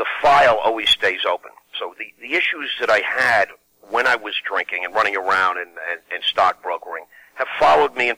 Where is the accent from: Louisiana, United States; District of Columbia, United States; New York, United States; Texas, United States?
New York, United States; Long Island; I come from Long Island, the Five Towns area on the South Shore of Long Island